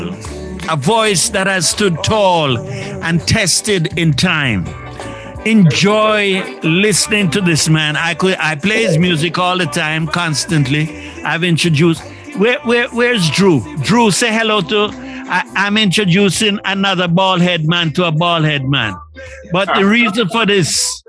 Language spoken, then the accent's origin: English; Christiana, Manchester, Jamaica; I'm from Shirley, Christiana